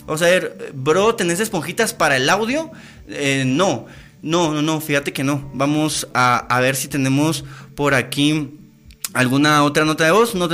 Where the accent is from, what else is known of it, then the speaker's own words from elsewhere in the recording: Guatemala; moved away; Yo ya me fui de Guatemala, ya me fui. Yo no vivo en Guatemala, amigos, yo no vivo en Guatemala.